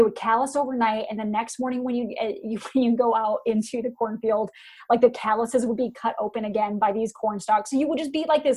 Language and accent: English; Iowa, United States; born or raised there; moved away